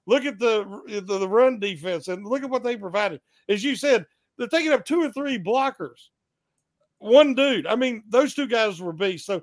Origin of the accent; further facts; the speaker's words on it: West Virginia, United States; I'm from West Virginia